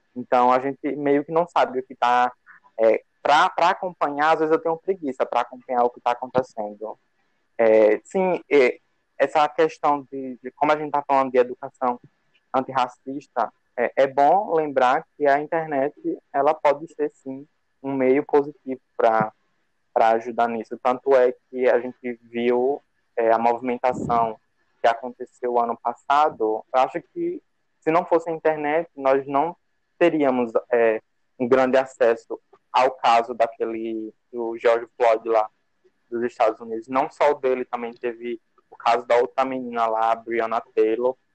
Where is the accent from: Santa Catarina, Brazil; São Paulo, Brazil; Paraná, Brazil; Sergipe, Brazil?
Sergipe, Brazil; Nossa Senhora de Lourdes; also born or lived in Aracaju; Eu sou daqui de Sergipe, mesmo interior, chamado Nossa Senhora de Lourdes. Mas moro aqui em Aracaju há um tempinho já